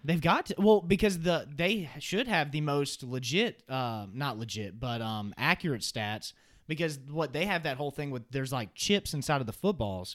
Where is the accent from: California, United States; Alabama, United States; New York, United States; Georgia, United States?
Alabama, United States; I'm from the state of Alabama